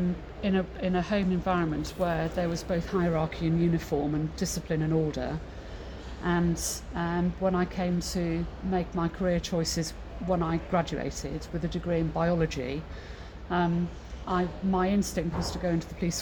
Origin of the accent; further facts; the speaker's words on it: Mid Wales, United Kingdom; I grew up in Mid Wales, so landlocked.